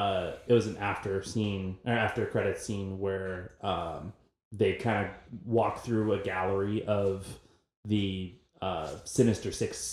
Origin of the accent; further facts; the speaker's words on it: San Antonio, Texas, United States; But we are from San Antonio.